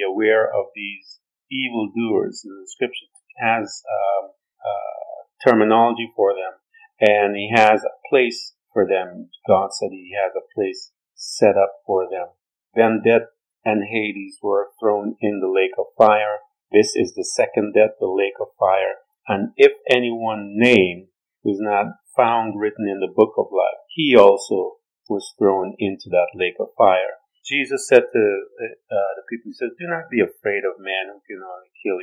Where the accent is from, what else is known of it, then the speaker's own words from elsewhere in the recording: New York, United States; I'm from New York